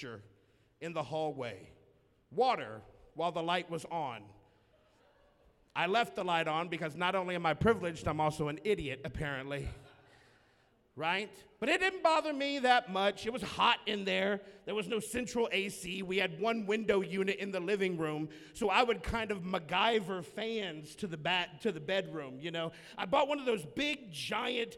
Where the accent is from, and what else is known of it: the South, Southern United States, United States